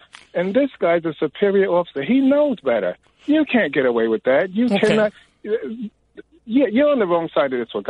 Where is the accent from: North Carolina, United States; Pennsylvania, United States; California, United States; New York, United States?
New York, United States; New York City; I grew up in Patterson Projects.